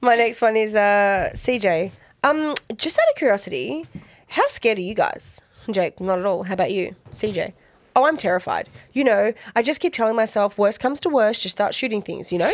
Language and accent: English; Australia; I'm such an Aussie.